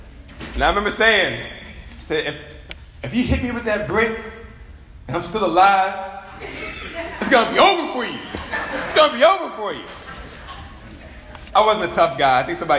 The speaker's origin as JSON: {"language": "English", "town": "Richmond", "country": "United States", "said": "You know, I remember a long time ago, you know, I'm from Richmond."}